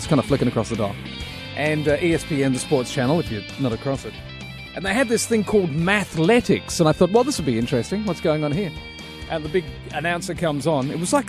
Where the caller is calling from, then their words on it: Australia; I'm calling you from Australia.